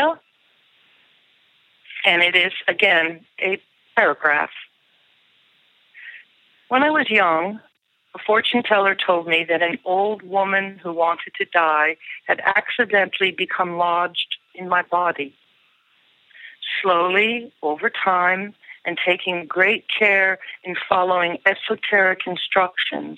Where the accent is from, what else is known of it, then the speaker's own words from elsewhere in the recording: United States; I'm an American poet and essayist